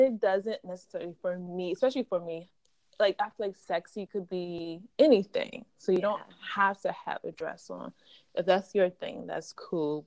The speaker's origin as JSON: {"language": "English", "region": "Maryland", "country": "United States", "moved": "as an adult", "lives_now": "New York, United States", "said": "I'm from Maryland, but mm-hmm. I live in New York. I've been here for I think six years now"}